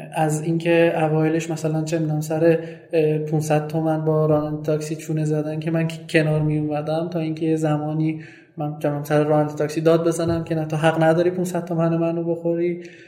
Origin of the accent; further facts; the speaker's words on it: Sanandaj, Kurdistan, Iran; first language Kurdish; Persian is a second language; now in Tehran, Iran; من زبون اصلیم و زبون مادریم کردیه و تو چند سال اخیر خیلی کم رفتم به قولی سنندج